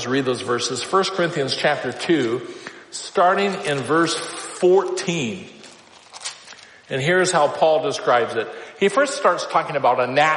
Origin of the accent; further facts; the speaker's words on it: Iowa, United States; I grew up in Iowa